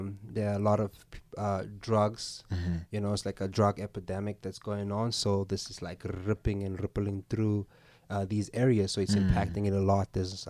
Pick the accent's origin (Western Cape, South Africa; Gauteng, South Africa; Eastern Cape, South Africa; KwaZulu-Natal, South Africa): Gauteng, South Africa; El Dorado Park; now in Boksburg, South Africa; I hail out of the East Rand now, currently living in Boksburg, but I'm originally from El Dorado Park, yeah.